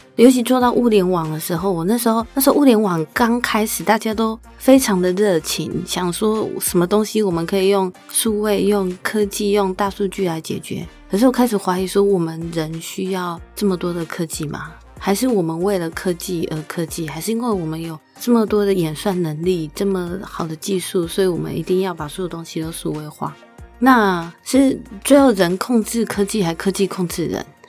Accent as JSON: {"language": "Chinese", "country": "Taiwan", "said": "作为一个台湾人，我以前没有去过欧洲的"}